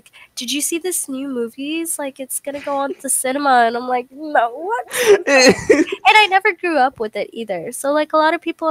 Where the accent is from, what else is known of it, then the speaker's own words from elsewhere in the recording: United States; I was born in America